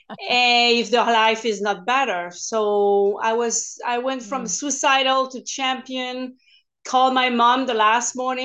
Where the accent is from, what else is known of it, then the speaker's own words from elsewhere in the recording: Quebec, Canada; English is a second language; moved away as an adult; now in California, United States; I'm French Canadian, so I started to speak English only 2007 part-time and 2000 full-time when I moved here in California. So bear with my accent